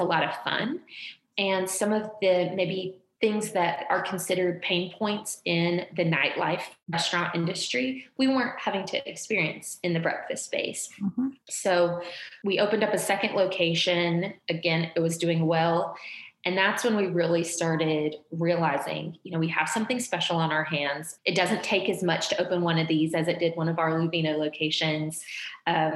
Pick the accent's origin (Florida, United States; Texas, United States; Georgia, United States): Georgia, United States; now in Louisville, United States; we're from Georgia